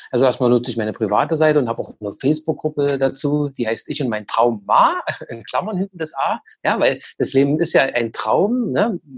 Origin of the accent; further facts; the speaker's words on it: East Germany, Germany; Also ich bin ja auch in der DDR groß geworden.